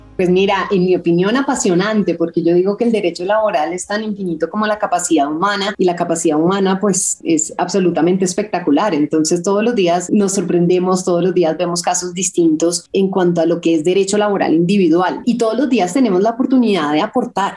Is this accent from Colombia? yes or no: yes; Colombia; nosotros estábamos creciendo en Colombia